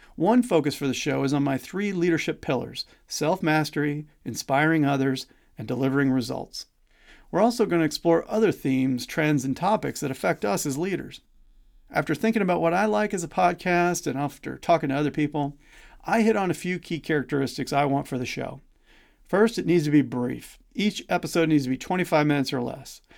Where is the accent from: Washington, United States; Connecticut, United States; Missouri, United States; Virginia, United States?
Missouri, United States; I grew up in Missouri, which is why you might detect a slight accent from time to time.